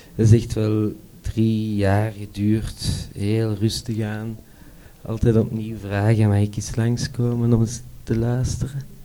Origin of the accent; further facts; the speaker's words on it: Brussels, Brussels-Capital Region, Belgium; ik kom uit Brussel